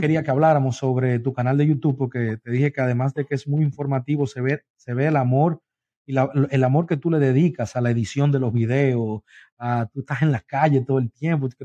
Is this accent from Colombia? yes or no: no; Dominican Republic; also born or lived in Long Island, New York; now in United States; Yo soy dominicano, Luis, de República Dominicana.